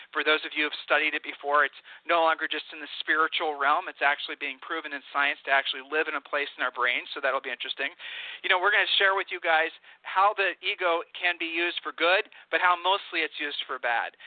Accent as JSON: {"language": "English", "region": "Ohio", "country": "United States", "moved": "yes", "said": "we're from Ohio"}